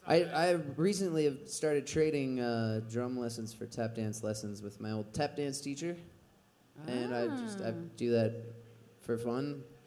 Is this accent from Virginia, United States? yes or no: no; Kansas, United States; now in Portland, United States; I'm from Kansas.